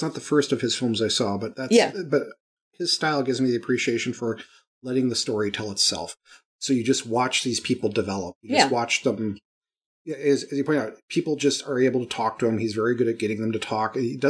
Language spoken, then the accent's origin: English; Wisconsin, United States; I'm from Wisconsin, so I might have a bias.